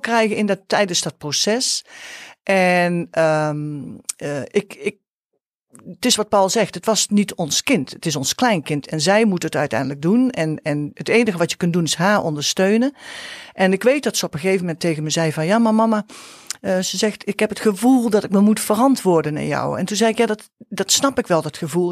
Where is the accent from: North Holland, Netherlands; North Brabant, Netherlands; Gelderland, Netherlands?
Gelderland, Netherlands; Nijmegen; Wij komen uit Nijmegen